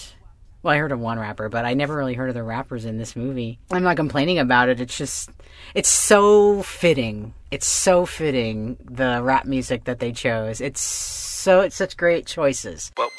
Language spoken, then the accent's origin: English; Florida, United States; But yeah, so sometimes we talk about, you know, how it was growing up in Florida.